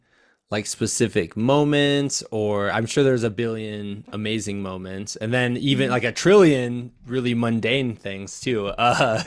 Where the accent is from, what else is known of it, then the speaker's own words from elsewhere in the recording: Midwest, United States; as a Midwesterner myself